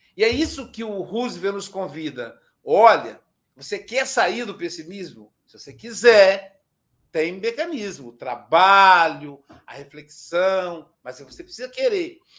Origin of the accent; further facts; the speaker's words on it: Muriaé, Minas Gerais, Brazil; diretamente da minha cidade natal, Muriaé, Minas Gerais